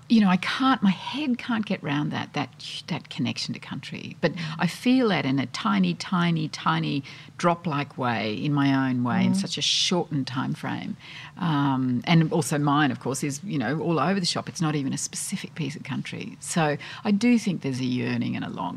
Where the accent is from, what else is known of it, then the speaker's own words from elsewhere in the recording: Australia; now in London, United Kingdom; I'm Australian